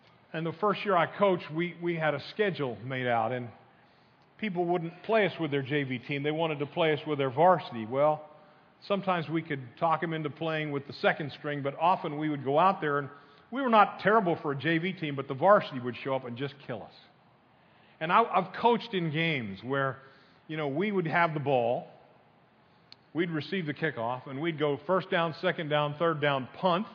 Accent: Northeast, United States; moved away; I grew up in the Northeast

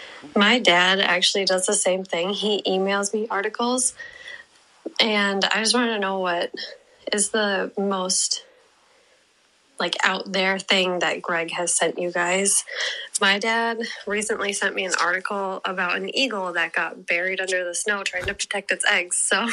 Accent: Minnesota, United States; I am from Minnesota.

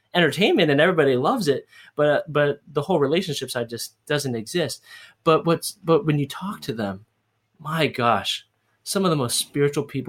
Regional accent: United States; moved away as an adult; now in Hawaii, United States; I'm Hawaiian, and I grew up in the mainland and I lived in Hawaii

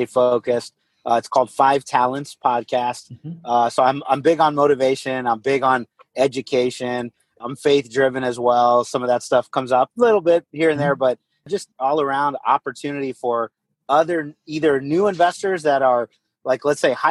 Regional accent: Corpus Christi, Texas, United States; also born or lived in San Antonio, Texas; I'm originally from Corpus Christi, Texas. So I grew up, you know, kind of beach town

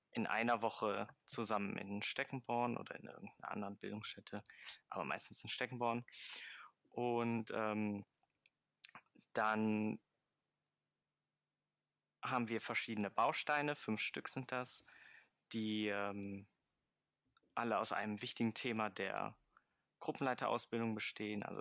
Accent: Mönchengladbach, North Rhine-Westphalia, Germany; Ich komme aus Mönchengladbach-Fenn

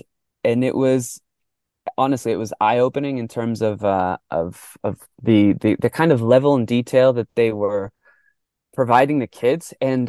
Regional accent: Mexico; born there; first language Spanish; So I was born in Mexico. I grew up in our household. We spoke Spanish.

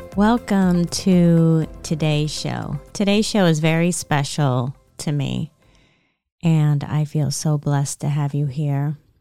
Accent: Lancaster County, Pennsylvania, United States; I grew up in Lancaster County, Pennsylvania

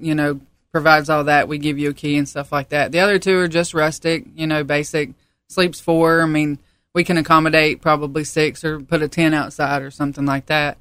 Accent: Piney Creek, North Carolina, United States; also born or lived in Baltimore, Maryland; I was born in Baltimore, Maryland, but I've pretty much lived in North Carolina all my life, born and raised here.

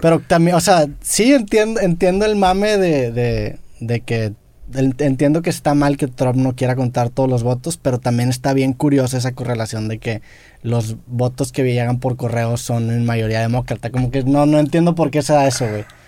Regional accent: Mexico; siendo mexicanos

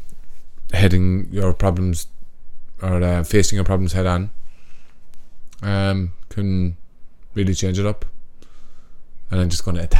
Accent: Cork, Munster, Ireland

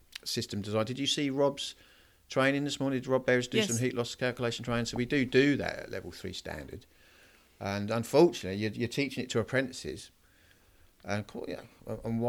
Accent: Norwich, East of England, United Kingdom; now in Ipswich, United Kingdom; I grew up near Norwich, and I now live in sort of Ipswich

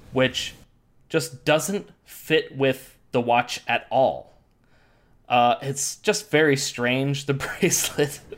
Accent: Midwest, United States; also born or lived in Scotland; I grew up in the Midwest

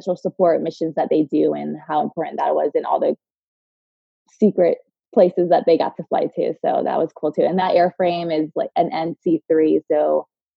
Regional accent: Tampa, Florida, United States; moved away as an adult; I grew up in Tampa

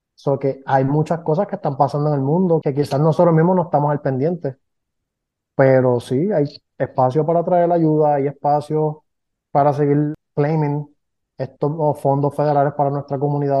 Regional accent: Puerto Rico; aquí somos puertorriqueños

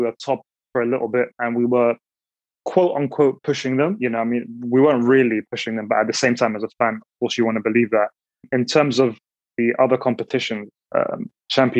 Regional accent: London, United Kingdom; I'm from London

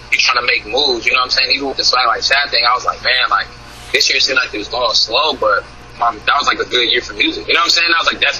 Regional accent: West Coast, United States; I'm from the West Coast, so I got like West Coast roots.

